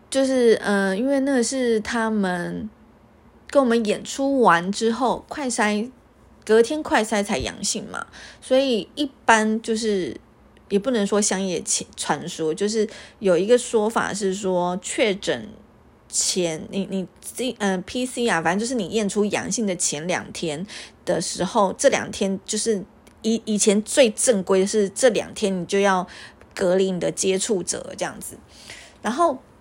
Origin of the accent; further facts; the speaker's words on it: Taiwan; 我是个台湾人